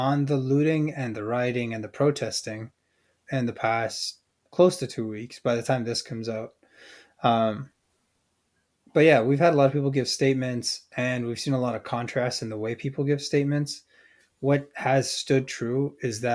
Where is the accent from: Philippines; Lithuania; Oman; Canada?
Canada; we're speaking from the perspective of being Canadians